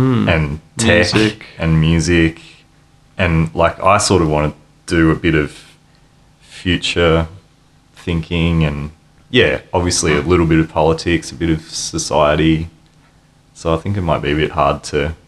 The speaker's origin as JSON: {"language": "English", "town": "Ballarat", "region": "Victoria", "country": "Australia", "moved": "as an adult", "lives_now": "Melbourne, Australia", "said": "I'm from Ballarat in Victoria, and I've traveled all the way from there to Melbourne. and I've been in Melbourne for about 15 years"}